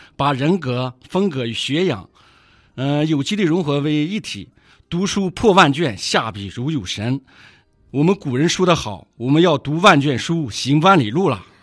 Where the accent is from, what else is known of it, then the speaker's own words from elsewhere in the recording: Cishan, Hebei, China; 是一名土生土长的慈善人，在慈善文化博物馆工作有十三个年头了